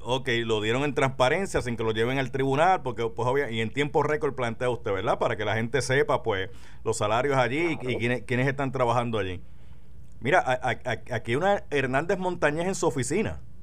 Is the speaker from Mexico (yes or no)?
no; Carolina, Puerto Rico; sí soy un jíbaro de Carolina. De hecho, yo, yo nací en Carolina